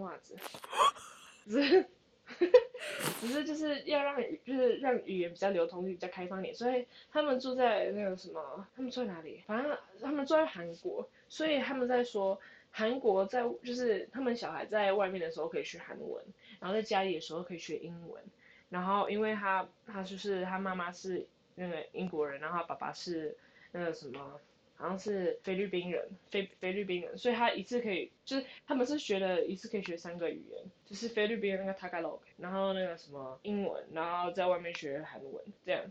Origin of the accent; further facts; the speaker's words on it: Canada; 我其实是从加拿大来